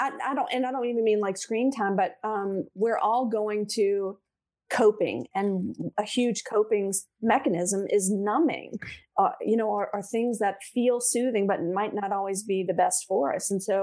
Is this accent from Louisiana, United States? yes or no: yes; New Orleans, Louisiana, United States; New Orleans East. I say East because we're all very proud of the East.